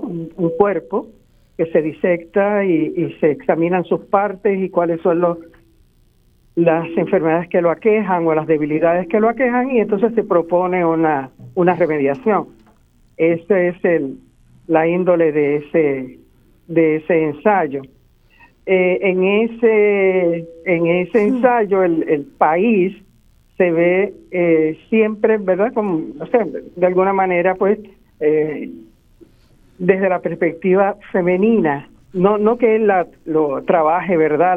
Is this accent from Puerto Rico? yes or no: yes; Ponce, Puerto Rico; also born or lived in San Juan, Puerto Rico; Ponce, pues mi ciudad natal, y sobre San Juan, el lugar donde vivo desde los 10 años y donde me hice universitaria